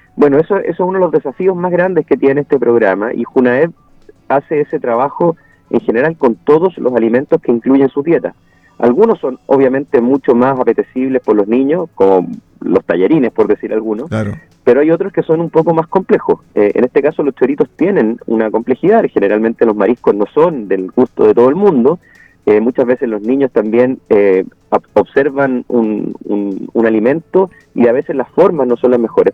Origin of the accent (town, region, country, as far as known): Chile